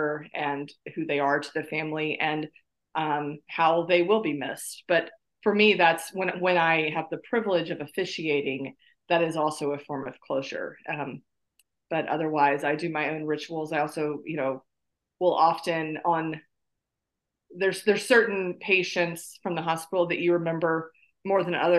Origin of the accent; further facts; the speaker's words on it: South Carolina, United States; moved away; I was born in North Carolina, grew up in South Carolina, now live in North Carolina again